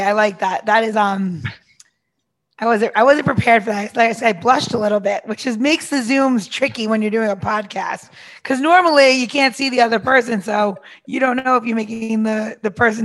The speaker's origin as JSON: {"language": "English", "region": "New York", "country": "United States", "said": "so I'm from New York"}